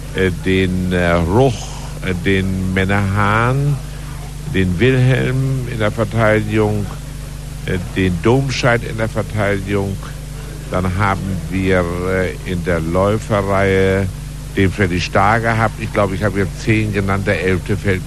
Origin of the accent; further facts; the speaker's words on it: Rostock, Mecklenburg-Vorpommern, Germany; moved away; Ich war Rostocker